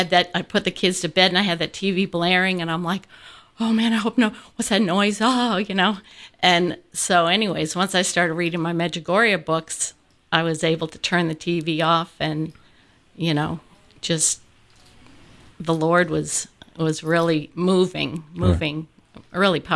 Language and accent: English; Connecticut, United States; also born or lived in Palm Beach, Florida; now in Atlanta, United States; And I grew up in Connecticut